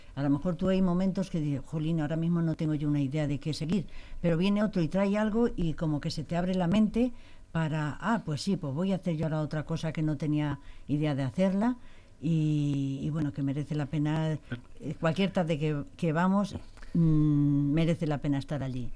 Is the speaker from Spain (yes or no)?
yes; Las Pedroñeras, Castilla-La Mancha, Spain; soy de Pedroñeras y está Belmonte, eh, también de Cuenca.